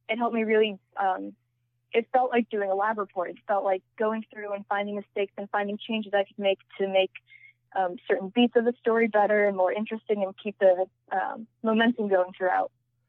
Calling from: Maryland, United States; Right now, I am on the East Coast in the state of Maryland.

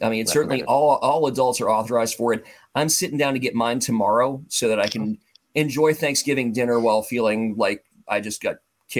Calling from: Overland Park, Kansas, United States; So I'm calling from an outskirt, from one of the suburbs of Kansas City called Overland Park, Kansas.

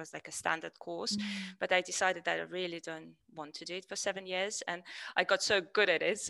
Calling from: Georgia; I'm from Georgia, calling in from Georgia.

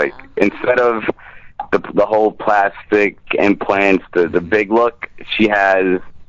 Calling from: New York, United States; I'm calling from New York.

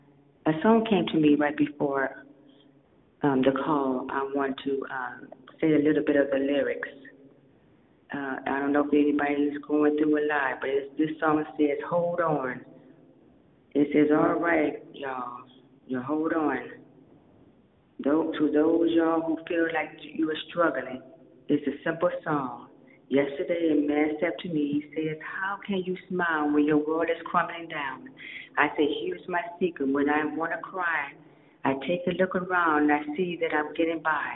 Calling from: Miami Beach, Florida, United States; I'm greeting everyone from Miami Beach, Florida.

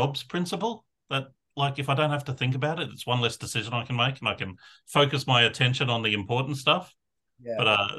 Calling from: New South Wales, Australia; I'm coming to you from Darraglands, which is Western Sydney, just on the banks of the Derebin or Nepean River.

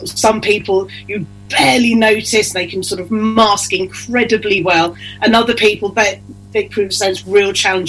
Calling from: East of England, United Kingdom; I'm in North Norfolk, just outside King's Lynn.

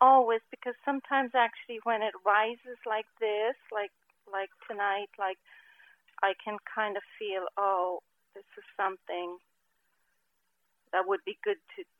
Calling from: Portland, United States; I'm calling from Portland.

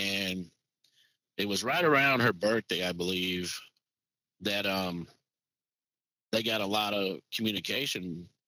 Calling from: Indiana, United States; That I am calling from Indiana today.

